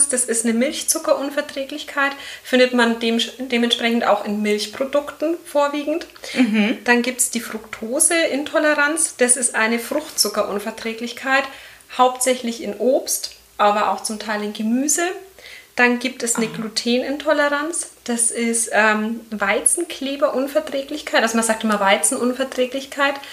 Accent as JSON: {"language": "German", "town": "Erlangen", "region": "Bavaria", "country": "Germany", "said": "ich komme aus Erlangen, bin 33 Jahre alt"}